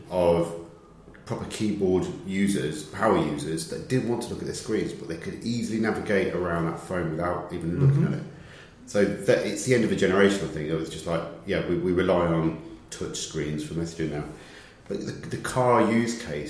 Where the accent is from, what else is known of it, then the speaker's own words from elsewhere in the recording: the north of England, United Kingdom; accent: northern; listen to northerners and understand what we say